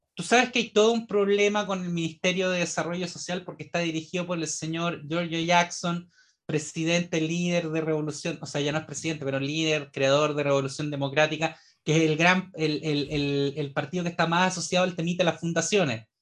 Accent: Chile

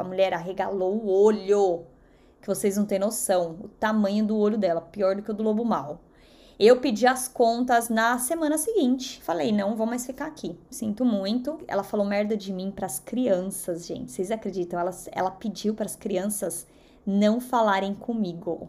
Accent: São Paulo, Brazil; first language Portuguese; moved away as an adult; now in United States; que vim da zona leste de São Paulo

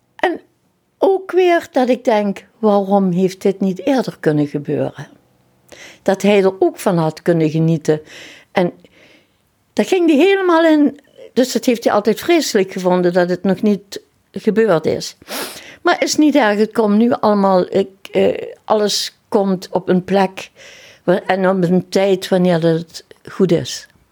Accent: Kerkrade, Limburg, Netherlands; also born or lived in Heerlen; Ik ben geboren in Kerkrade

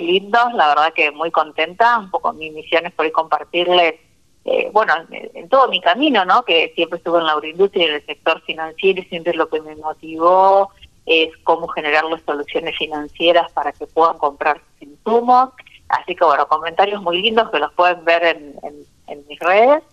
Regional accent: Argentina; desde mi tierra, Santa Cecina.

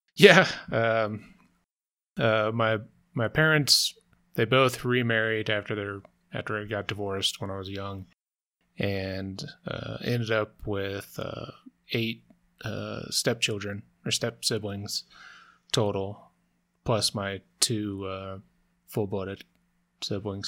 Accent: the South, United States; I grew up in the South, I went to Methodist Church

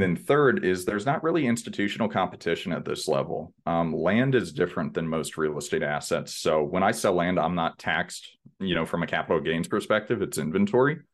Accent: Houston, Texas, United States; born and raised in Houston, Texas

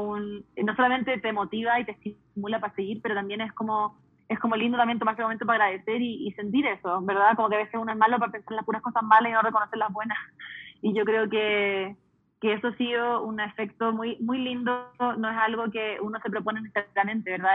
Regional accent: United States; Yo me crié en Estados Unidos siendo chilena, entonces viviendo en una casa bilingüe, multicultural

